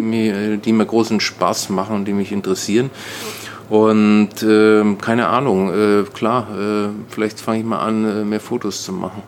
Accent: Nuremberg, Bavaria, Germany; now in Brandenburg, Germany; ich bin in Nürnberg aufgewachsen

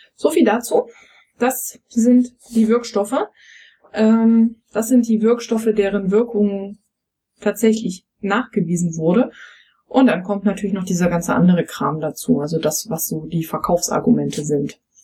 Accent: East Germany, Germany; ich bin ja ähm, im, im Osten aufgewachsen

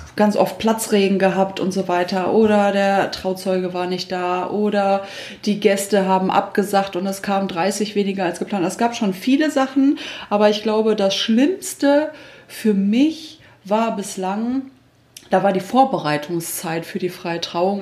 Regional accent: Düsseldorf, North Rhine-Westphalia, Germany; now in Minden, Germany; ich komme eigentlich gebürtig aus Düsseldorf

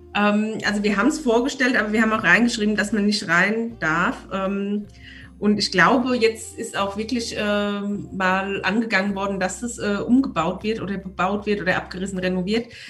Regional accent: Aschaffenburg, Bavaria, Germany; moved away; also born or lived in Munich; ich komme ja aus Unterfranken, aus Aschaffenburg

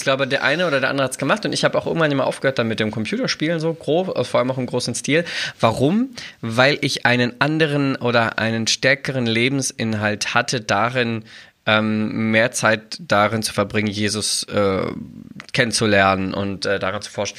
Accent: Braunschweig, Lower Saxony, Germany; bei uns in Braunschweig

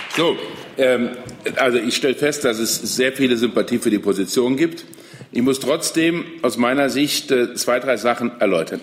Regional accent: Saarland, Germany; Ich komme aus dem Saarland, wo man europäisch denkt

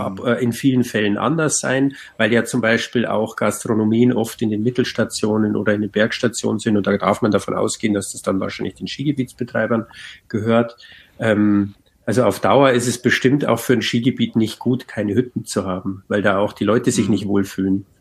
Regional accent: Bavaria, Germany; bei uns in Bayern halt den sogenannten Alpenplan

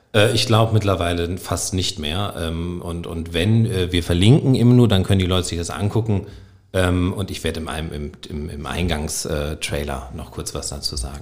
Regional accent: Northern Germany, Germany; accent: Hochdeutsch; Ich bin, ich komme aus Norddeutschland, ich spreche Hochdeutsch.

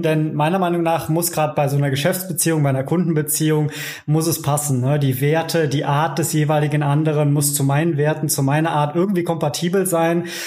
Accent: Cologne, North Rhine-Westphalia, Germany; gebürtiger Kölner

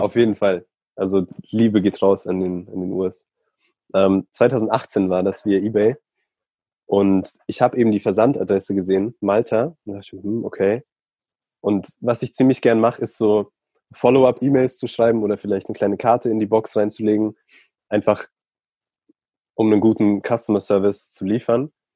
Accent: Chiemsee, Bavaria, Germany; Ich bin am Chiemsee aufgewachsen

